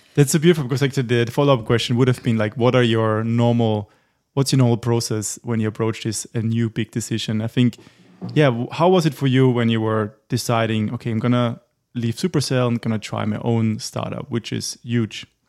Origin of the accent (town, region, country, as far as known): Austria; moved away